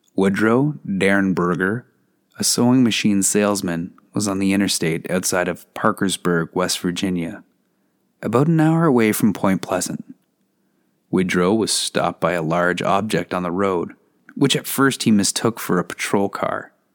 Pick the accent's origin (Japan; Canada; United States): Canada; As a Canadian with maple syrup running through my veins